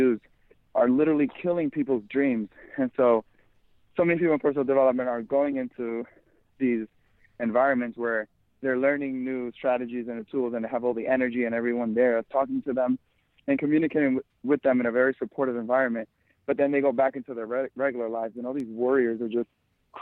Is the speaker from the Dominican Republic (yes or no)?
yes; Dominican Republic; moved away; I was born in the Dominican Republic, and we weren't very well off